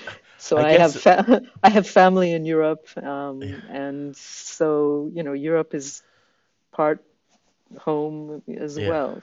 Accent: Israel; also born or lived in Vancouver, Canada / California, United States; my family migrated to Israel when I was 9 years old.

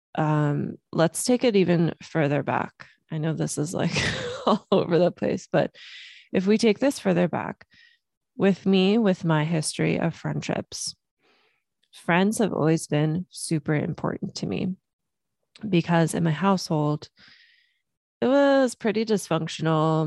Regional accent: Los Angeles, California, United States; also born or lived in Germany; we moved from Germany to Los Angeles when I was three years old.

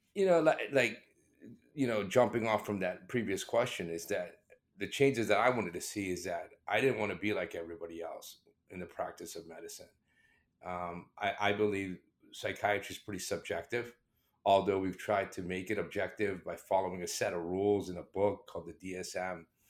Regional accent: South Florida, United States; accent: British; also born or lived in England; I immigrated from, from England to the United States in the seventies. And at that time, you know, uh, uh, somebody of my background being, I'm Indian, uh, with a British accent, who came to the United States and grew up in, uh, South Florida

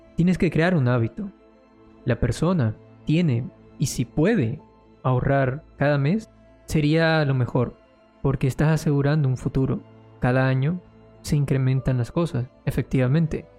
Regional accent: Colombia; yo soy de Colombia y mi moneda ha perdido demasiado valor

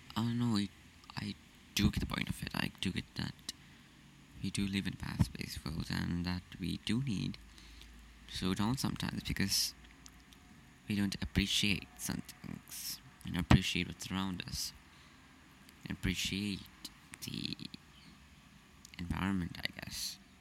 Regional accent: Sri Lanka; I am from Sri Lanka and I will be 14 this year.

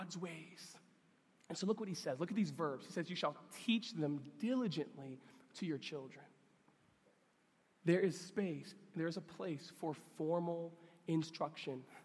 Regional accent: New York, United States; I grew up in New York

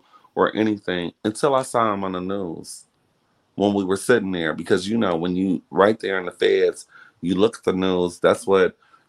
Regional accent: Detroit, Michigan, United States; back in the day when I was growing up in Detroit, because that's where I grew up. I grew up in Detroit.

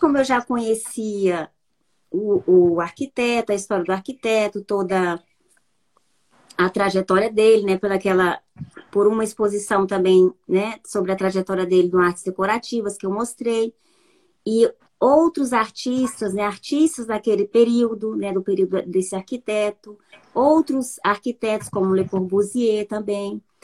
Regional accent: Araguaína, Tocantins, Brazil; moved away as an adult; now in Paris, France; eu sou de Araguaína, né? Tocantins, uma cidade bem pequena

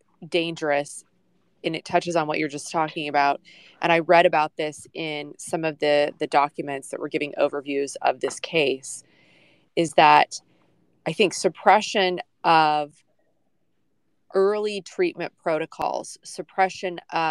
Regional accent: United States; we as the American people

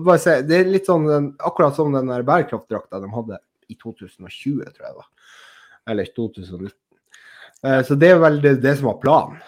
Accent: Finnmark, Norway; vi finnmarkinger som har, som har lært opp sunnmøringene til å være økonomisk

